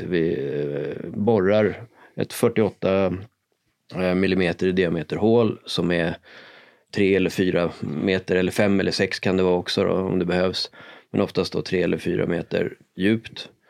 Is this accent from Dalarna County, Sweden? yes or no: no; Sollentuna, Stockholm County, Sweden; now in Stockholm, Sweden; Jag och Marcus här är uppvuxna i Sollentuna tillsammans